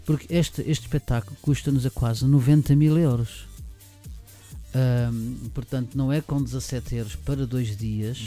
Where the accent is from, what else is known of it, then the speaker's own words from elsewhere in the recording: Lisbon, Portugal; now in Germany; nasci em Lisboa